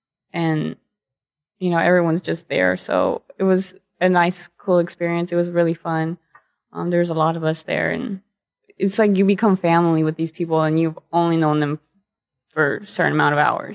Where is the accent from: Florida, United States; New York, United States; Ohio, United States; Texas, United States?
Texas, United States; Dallas; You know, I was from the Dallas area.